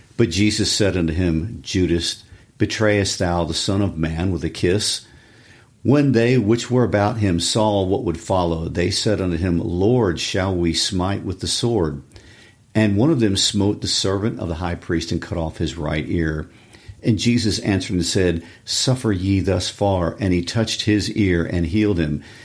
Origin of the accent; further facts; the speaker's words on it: Kansas City, United States; my Kansas City Chiefs, my hometown team